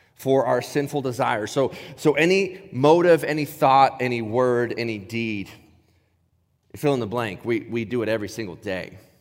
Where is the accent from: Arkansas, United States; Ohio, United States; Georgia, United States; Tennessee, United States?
Ohio, United States; moved away; growing up in Ohio